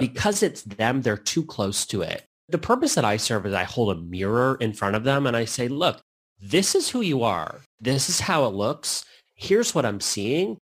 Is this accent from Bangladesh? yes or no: no; Canada; also born or lived in Lisbon, Portugal; now in United States; I'm Canadian